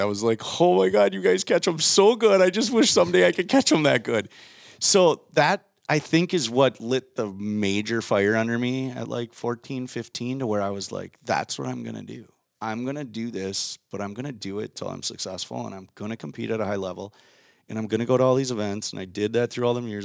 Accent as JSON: {"language": "English", "town": "Waconia", "region": "Minnesota", "country": "United States", "tie": "born or raised there", "said": "I grew up in Minnesota"}